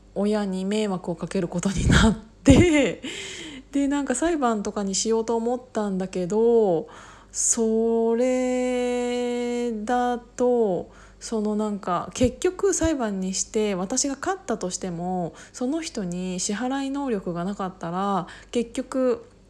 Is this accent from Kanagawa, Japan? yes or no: no; Kiryu, Gunma, Japan; moved away as an adult; also born or lived in Osaka; 私が高校を卒業するまでえっと、桐生に一緒に住んでい、あ、住んでいて、まあ、私はもちろん実家なんだけど